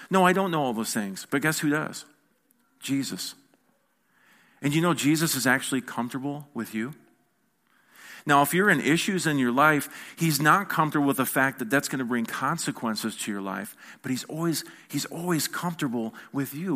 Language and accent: English; United States; I'm an American